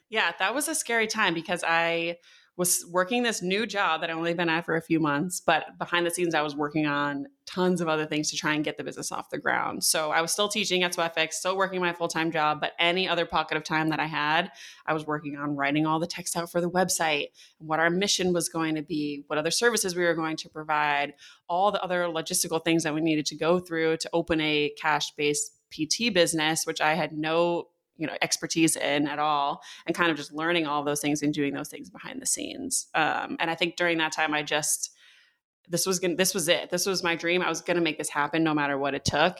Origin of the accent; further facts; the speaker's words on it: Connecticut, United States; I grew up in Connecticut